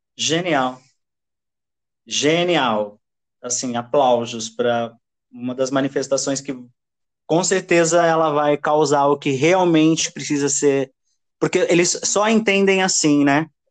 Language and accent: Portuguese; Osasco, São Paulo, Brazil; eu nasci em Osasco